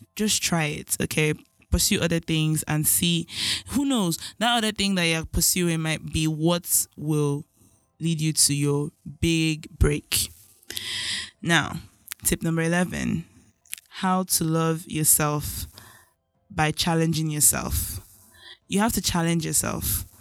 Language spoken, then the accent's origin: English; Nigeria; as a Nigerian child